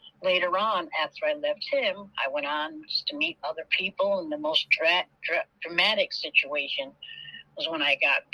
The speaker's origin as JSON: {"language": "English", "region": "Connecticut", "country": "United States", "also_born_or_lived": "New Haven / Atlanta", "moved": "as an adult", "said": "I'm from Bayview, Connecticut. I left Connecticut, relocated"}